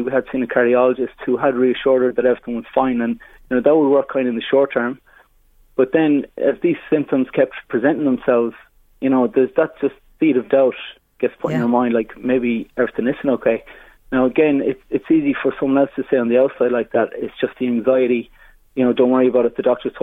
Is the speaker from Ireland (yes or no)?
yes; Mayo, Connacht, Ireland; moved away; I'm from Mayo originally